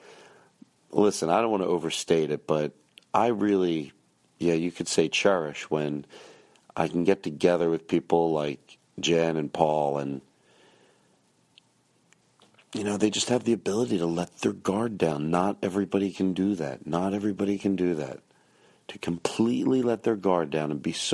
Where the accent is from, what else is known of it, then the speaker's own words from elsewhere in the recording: Philadelphia, Pennsylvania, United States; moved away; I'm in Philadelphia right now, and I'm having a good time. It's fun to be able to be in my hometown and stay in the city.